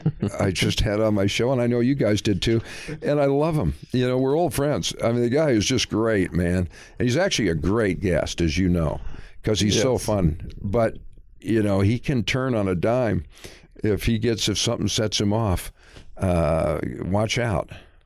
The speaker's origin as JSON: {"language": "English", "region": "Michigan", "country": "United States", "said": "Well, I was back in Michigan."}